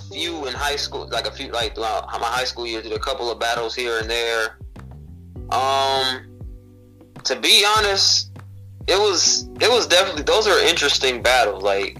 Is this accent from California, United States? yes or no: no; Illinois, United States; moved away as an adult; now in Michigan, United States; Well, you know, I'm from Illinois, but I currently live in Michigan. Been living in Michigan for the last 4 or 5 years.